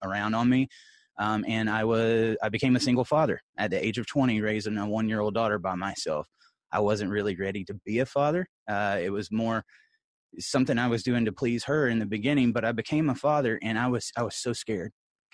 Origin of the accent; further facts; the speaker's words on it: Columbus, Georgia, United States; I'm a Georgia boy. I'm from Columbus, Georgia. I grew up the son of a pastor.